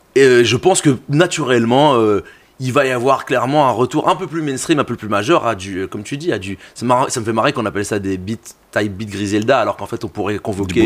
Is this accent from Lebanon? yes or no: no; Brussels, Brussels-Capital Region, Belgium; j'ai grandi à côté de deux endroits qui m'ont forgé pour deux raisons différentes. Le Forêt Nationale pour les concerts